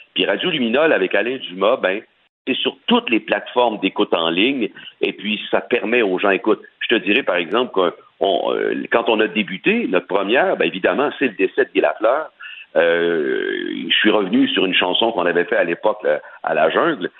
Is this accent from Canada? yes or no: yes; Sorel, Quebec, Canada; je suis originaire de Sorel. OK? Je suis pas de Québec, comme les gens pensent. Je suis de Sorel.